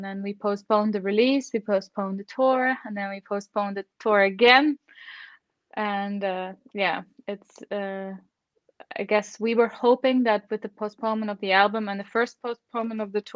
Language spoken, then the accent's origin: English; Netherlands; now in Germany; I live in Germany, but I am from the Netherlands originally, but I've been living in Germany since quite a while now.